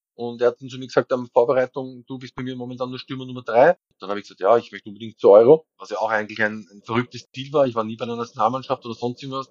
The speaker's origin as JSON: {"language": "German", "region": "Vienna", "country": "Austria", "tie": "born or raised there", "also_born_or_lived": "Munich / Düsseldorf / Nuremberg / Aarau", "moved": "as an adult", "said": "weil ich da wirklich nicht in Wien gewohnt habe, aber das ist meine Heimatstadt"}